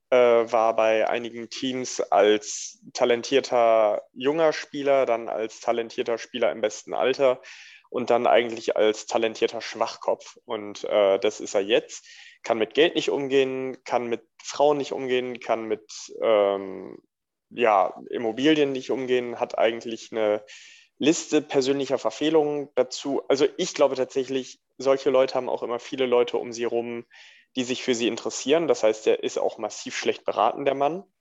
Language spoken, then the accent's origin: German; Frankfurt, Hesse, Germany; Ja, Biberer Berg weiß ich auf jeden Fall, dass die äh, im Offenbacher Stadion gespielt haben, was ja als Frankfurter eigentlich komplett übel ist.